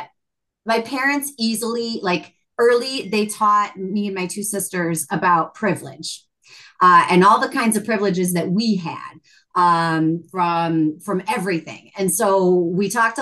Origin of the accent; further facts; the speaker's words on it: Chicago, Illinois, United States; first language English; growing up in Chicago because it is very linguistically rich